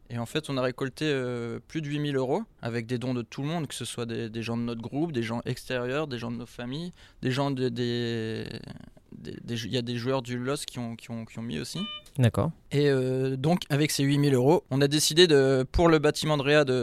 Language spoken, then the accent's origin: French; Lille, Hauts-de-France, France; je suis du Nord, donc je supporte Lille. Je suis de Lille, donc je supporte Lille.